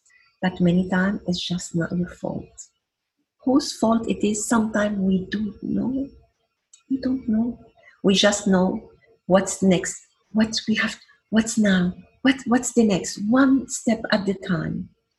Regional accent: Iraq; born there; also born or lived in Venezuela; I was born in Iraq. Look how is Iraq. Then my mother is Lebanese. This is my other country. Look how is Lebanon. Then I love Venezuela. I'm a Venezuelan.

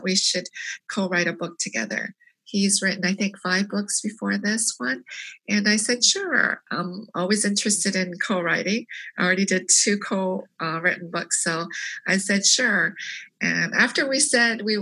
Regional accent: South Korea; also born or lived in Canada; now in United States; I was born in Korea and we immigrated to Canada in 1975. So living in 3 different countries

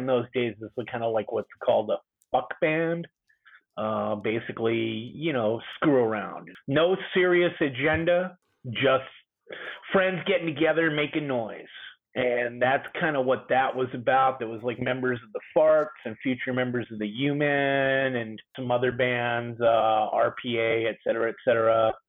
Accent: Long Beach, California, United States; moved away; also born or lived in Midwest / Minneapolis / Seattle; I grew up in Long Beach, California. A little beach community called Belmont Shore.

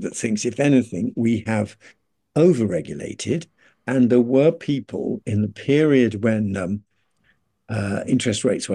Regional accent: Birmingham, West Midlands, United Kingdom; I was brought up in Birmingham

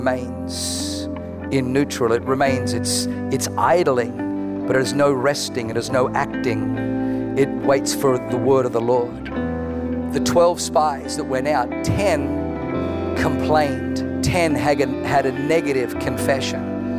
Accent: Germany; I was born in Germany

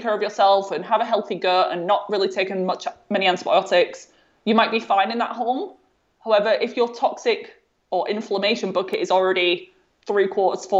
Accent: North West England, United Kingdom; my home, there was no visible signs of mold at all.

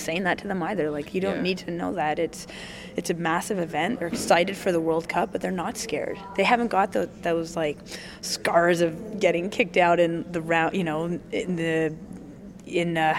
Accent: Wales, United Kingdom; we did horseback riding when we were growing up in Wales

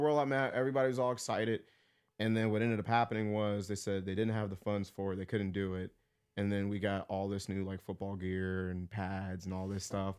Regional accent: Texas, United States; born or raised there; now in Pittsburgh, United States

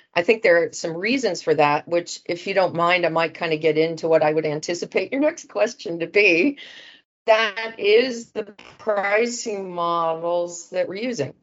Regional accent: Dayton, Ohio, United States; moved away as an adult; also born or lived in Cincinnati; now in London, United Kingdom; I grew up in Dayton

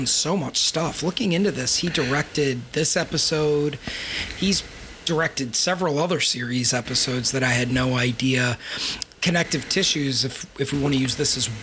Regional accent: Baltimore, Maryland, United States; I'm from Baltimore

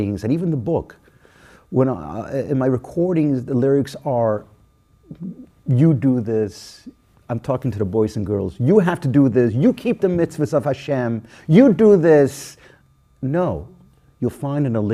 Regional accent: Toronto, Ontario, Canada; I grew up in Toronto

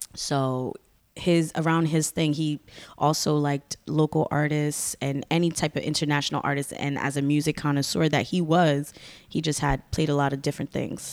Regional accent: Bridgeport, Connecticut, United States; also born or lived in Stamford, Connecticut; I ended up growing up in Bridgeport.

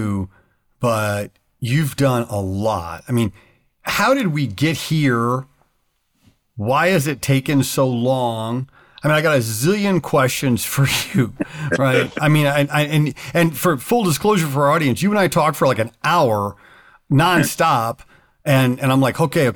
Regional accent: United States; as an American

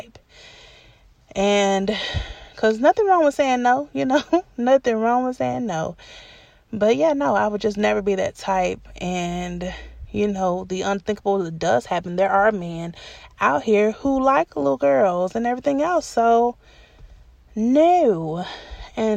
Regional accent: Atlanta, Georgia, United States; the house I grew up in Atlanta

